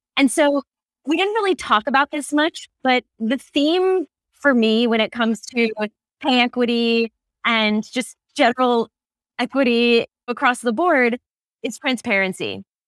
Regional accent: New York, United States; now in California, United States; my home state of New York

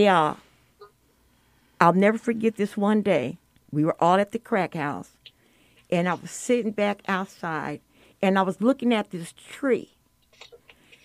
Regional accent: Denver, Colorado, United States; I grew up in Denver, Colorado.

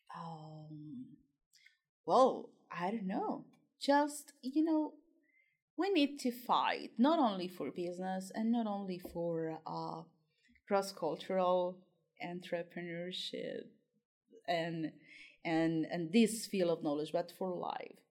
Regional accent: Colombia; moved away as an adult; I'm from Colombia and I'm a tutor for the BCL

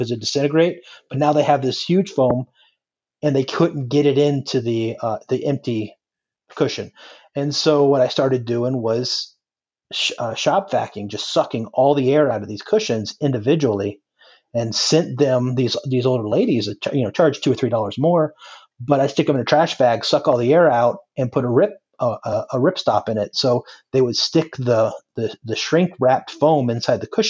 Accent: just above Naples, South Florida, United States; now in North Carolina, United States; I grew up in South Florida, and just above Naples

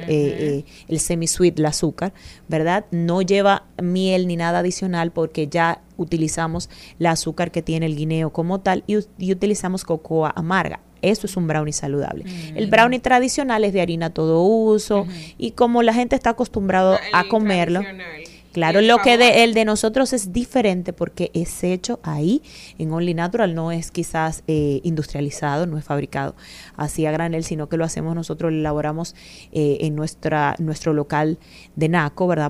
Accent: Yerba Buena, Hato Mayor, Dominican Republic; now in Santo Domingo, Dominican Republic; yo soy de Ato Mayor

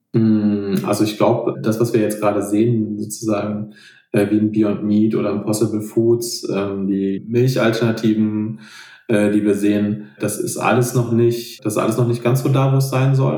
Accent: Rhineland, Germany; hier zum Beispiel bei uns im Rheinland

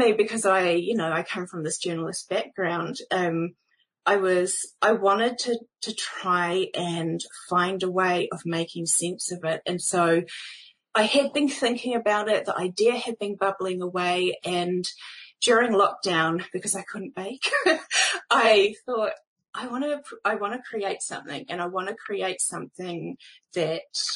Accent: New Zealand; I am a Kiwi podcaster

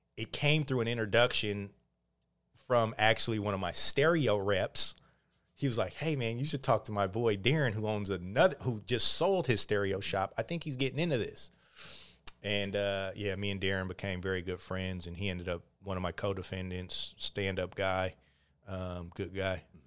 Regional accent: Oakland, California, United States; also born or lived in Montana; born and raised in Oakland

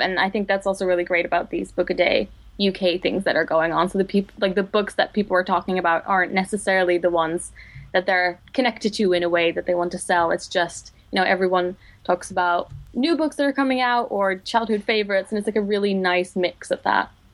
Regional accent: Netherlands; English is a second language; moved away as an adult; now in London, United Kingdom; I am originally from the Netherlands. I moved to London two years ago after I graduated from, uh, Leiden

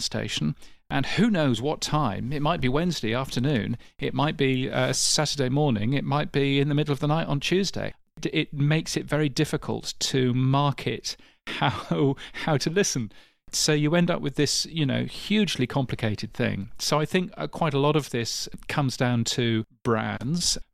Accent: United Kingdom; as a Brit

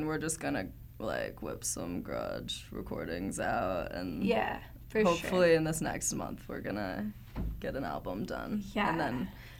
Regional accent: Seattle, Washington, United States; also born or lived in Provo, Utah; now in Salt Lake City, United States; I'm originally from Seattle.

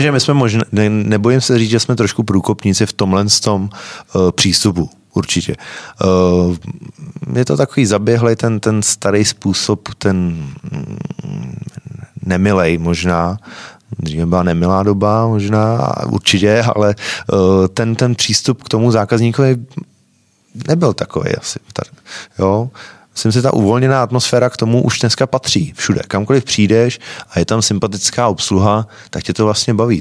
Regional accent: Mladá Boleslav, Central Bohemian Region, Czechia; já jsem z Malý Boleslavy

